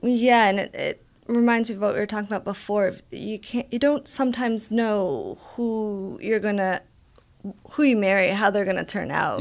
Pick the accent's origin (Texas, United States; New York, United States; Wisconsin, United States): New York, United States; Albany; moved away as an adult; also born or lived in Buffalo, New York; now in San Diego, United States; I grew up in Albany, New York